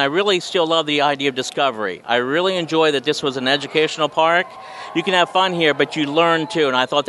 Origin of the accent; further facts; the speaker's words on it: Pennsylvania, United States; moved away; also born or lived in Chicago; I was right out of college from Chicago. I'm originally from Pennsylvania.